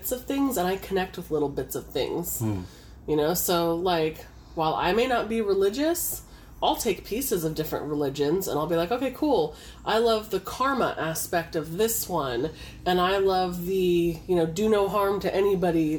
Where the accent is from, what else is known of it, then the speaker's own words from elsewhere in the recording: Los Angeles, California, United States; growing up in Southern California, down in the LA area